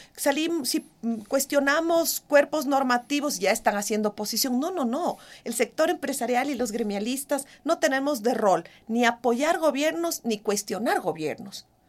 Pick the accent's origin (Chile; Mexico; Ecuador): Ecuador; como ecuatoriana